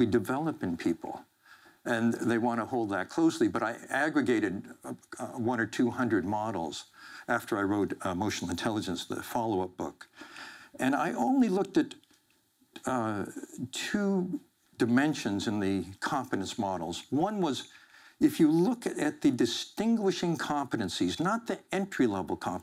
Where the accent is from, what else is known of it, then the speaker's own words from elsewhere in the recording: Central Valley of California, United States; I grew up in the Central Valley of California